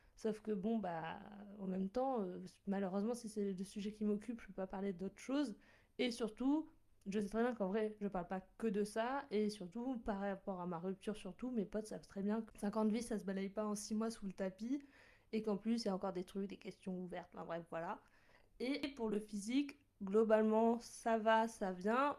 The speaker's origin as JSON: {"language": "French", "town": "Bordeaux", "region": "Nouvelle-Aquitaine", "country": "France", "tie": "born or raised there", "moved": "as an adult", "lives_now": "Lyon, France", "said": "j'étais la première à quitter la ville natale, à quitter euh, le nid familial et à partir de, de Bordeaux"}